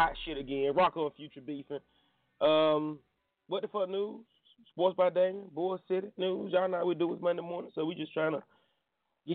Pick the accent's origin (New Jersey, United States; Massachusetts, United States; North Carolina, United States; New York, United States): North Carolina, United States; I'm from North Carolina, man. I'm a radio personality